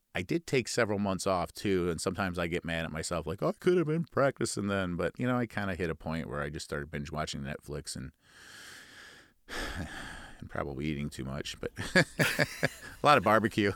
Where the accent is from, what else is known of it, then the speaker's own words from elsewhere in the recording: Midwest, United States; accent: Midwestern nasal; we Midwesterners, uh, tend to be a little bit nasally